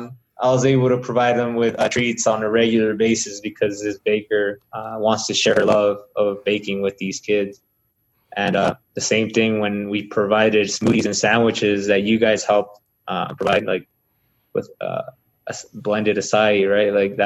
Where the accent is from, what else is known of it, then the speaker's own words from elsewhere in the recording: Salinas, California, United States; first language Spanish; now in New Mexico, United States; Spanish was my first language, and it just feels like a little bit of Salinas here in New Mexico.